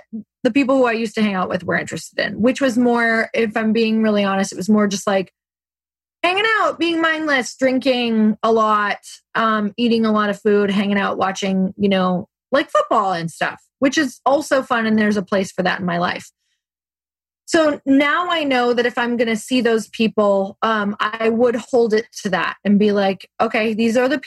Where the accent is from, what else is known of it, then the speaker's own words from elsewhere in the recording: Midwest, United States; I grew up in the Midwest